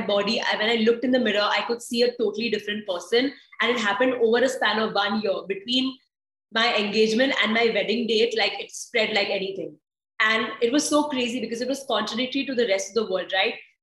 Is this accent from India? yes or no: yes; India; I am Indian